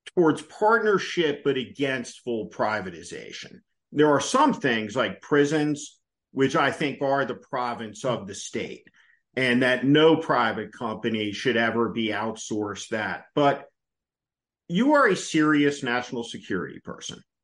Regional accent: New Jersey, United States; I grew up in New Jersey

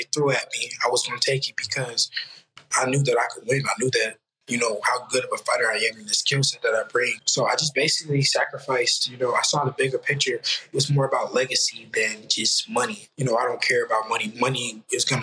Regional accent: Oakland, California, United States; I'm from Oakland

